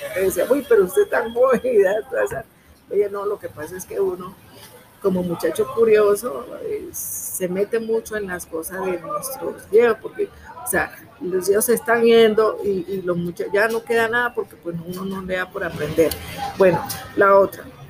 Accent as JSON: {"language": "Spanish", "town": "Timbiquí", "region": "Cauca", "country": "Colombia", "said": "soy del municipio de Timbiqui, Cauca, Costa Pacífica Sur."}